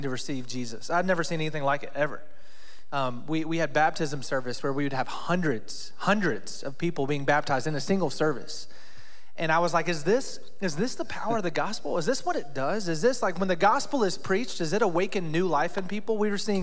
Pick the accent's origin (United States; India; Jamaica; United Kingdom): United States; Rocky Mount, North Carolina; moved away as an adult; also born or lived in Atlanta / Wake Forest / Raleigh; now in South Carolina, United States; I grew up in Rocky Mountain, North Carolina.